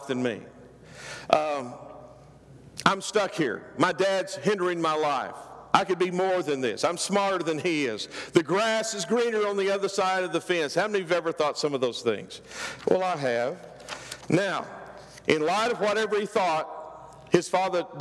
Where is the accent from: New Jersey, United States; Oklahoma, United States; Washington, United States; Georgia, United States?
Oklahoma, United States; I'm from Oklahoma. This is what we called it. We called it slopping the hogs.